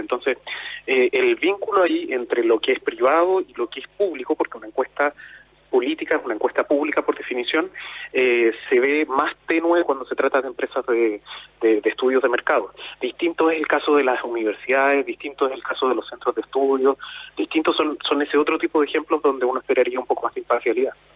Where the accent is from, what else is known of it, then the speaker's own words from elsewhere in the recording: Chile; En Chile, de a poco, nos hemos ido acercando a eso.